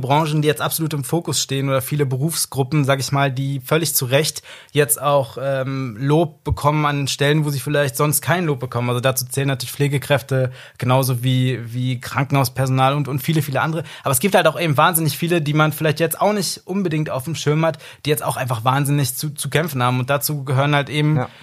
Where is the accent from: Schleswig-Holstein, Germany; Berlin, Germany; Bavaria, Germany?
Berlin, Germany; ich bin ja in Berlin und Umgebung aufgewachsen